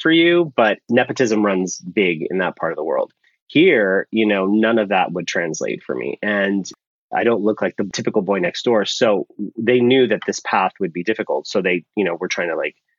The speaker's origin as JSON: {"language": "English", "town": "San Francisco", "region": "California", "country": "United States", "tie": "born or raised there", "also_born_or_lived": "Pakistan / Rochester, New York", "said": "I was raised, when my grandparents passed away, I was raised by my two aunts, and they lived in San Francisco. So when people say, where are you from? I say San Francisco"}